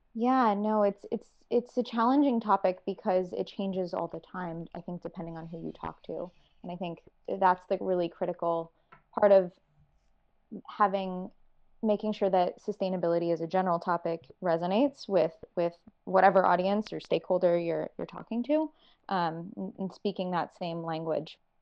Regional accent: North Carolina, United States; moved away as an adult; also born or lived in Virginia; I was originally from North Carolina

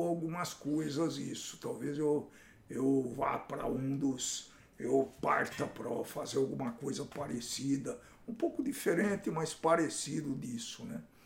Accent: Campinas, São Paulo, Brazil; Eu sou de Campinas

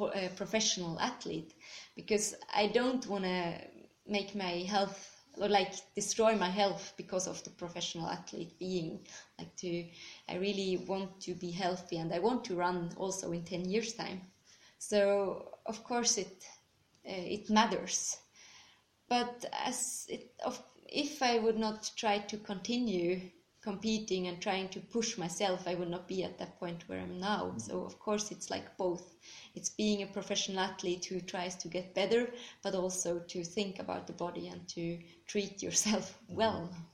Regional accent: Bern, Switzerland; I'm from Switzerland, um, exactly from Bern. Um, I've grown up there

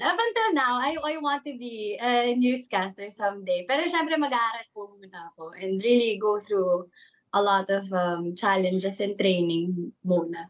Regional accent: Calabarzon, Philippines; now in Manila, Philippines; I grew up in Cavite, pero I was born na rin talaga in Manila.

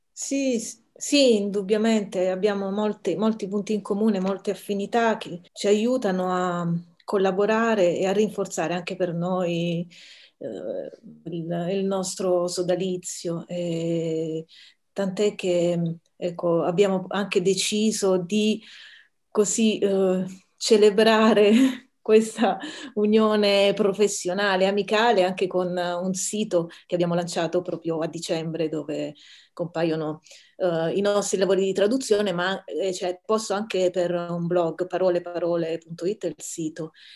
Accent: Taranto, Apulia, Italy; sono nella mia città natale a Taranto

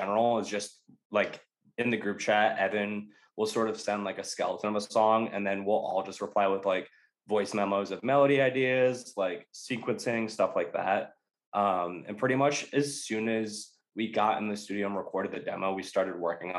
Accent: Providence, Rhode Island, United States; So I'm from Providence, Rhode Island.

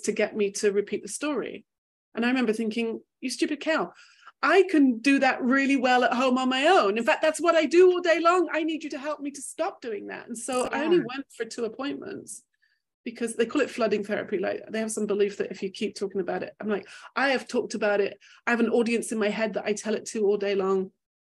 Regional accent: England, United Kingdom; also born or lived in Manchester; I grew up in England

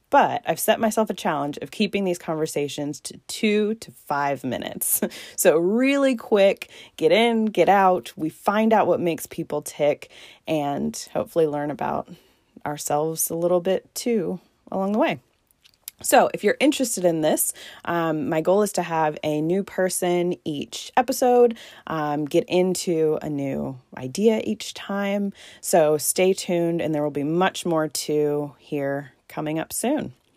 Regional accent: Newport News, Virginia, United States; also born or lived in Southeast Georgia; now in Georgia, United States; I am originally from Newport News, Virginia, and I now live in a small Southeast Georgia town

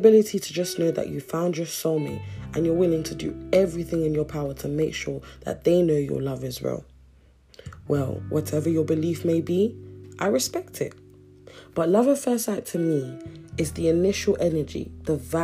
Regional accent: Nigeria; I'm Nigerian, and where I come from, love is easily felt and said

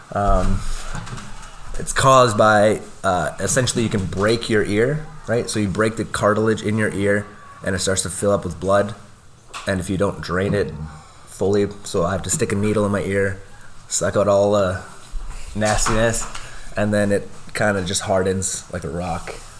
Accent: Lloydminster, Canada; Born and raised in Lloyd, um, which uh, there's not too many of us anymore

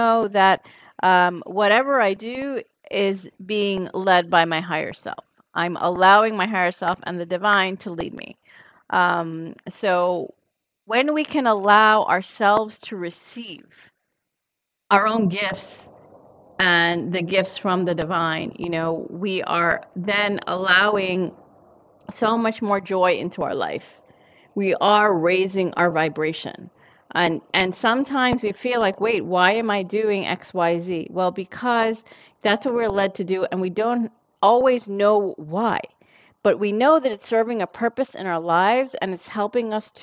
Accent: New York City, New York, United States; growing up in New York City

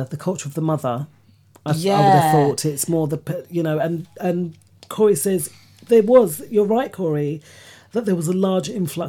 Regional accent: London, United Kingdom; I grew up in Hackney, right? And there was a lot of black people, Caribbean people.

